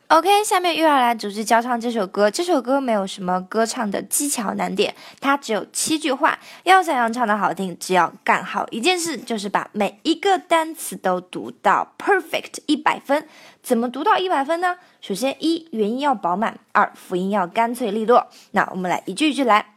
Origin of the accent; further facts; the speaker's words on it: China; 这跟我们中国人说 I love you 的那个 I 是一样的